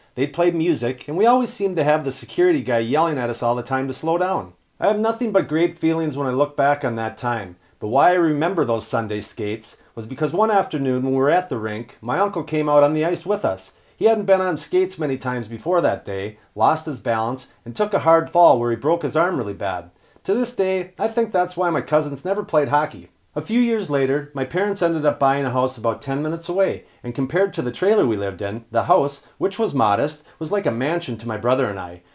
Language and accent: English; Minnesota, United States; My hometown team